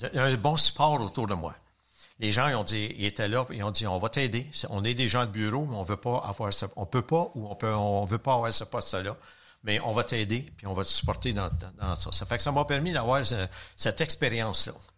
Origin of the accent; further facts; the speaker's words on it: Longueuil, Quebec, Canada; j'étais de la Rive-Sud, je suis encore à la même place, près de Macailleville